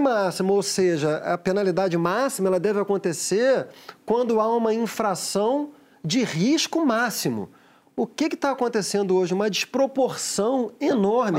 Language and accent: Portuguese; Rio de Janeiro, Brazil; Eu fui criado no, no Maracanã